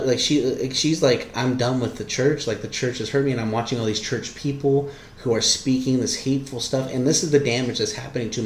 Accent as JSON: {"language": "English", "region": "Southern California", "country": "United States", "tie": "born or raised there", "also_born_or_lived": "King City, California", "moved": "as an adult", "lives_now": "West Virginia, United States", "said": "I was born in King City, California. I was raised for part of my life in Northern California, but the rest of my life, Southern California."}